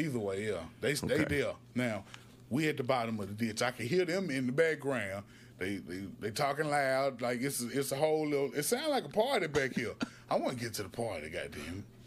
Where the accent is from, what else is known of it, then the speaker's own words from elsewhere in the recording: Alabama, United States; I'm from Alabama